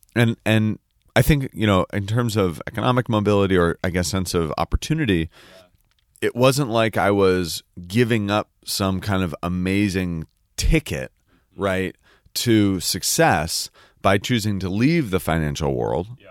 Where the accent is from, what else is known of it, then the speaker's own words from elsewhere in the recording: the Peninsula, Silicon Valley, Northern California, United States; moved away; also born or lived in San Francisco; I was born in San Francisco. And then we grew up on the peninsula in what is now known as Silicon